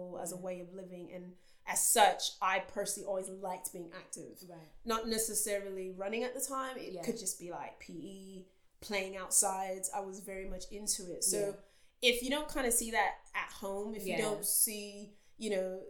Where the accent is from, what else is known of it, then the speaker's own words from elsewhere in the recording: Texas, United States; now in United Kingdom; I grew up in Texas